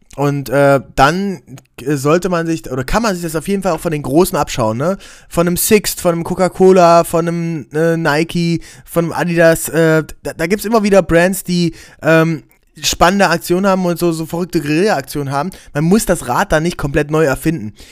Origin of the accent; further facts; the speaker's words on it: Aken, Saxony-Anhalt, Germany; wo ich herkomme, aus Aachen an der Elbe